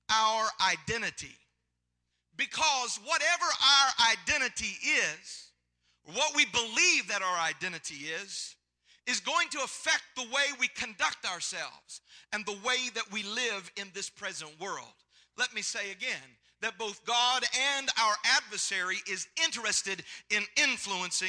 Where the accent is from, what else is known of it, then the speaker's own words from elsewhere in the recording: Tennessee, United States; I'm not from California. I'm from Tennessee, so it's a little bit different here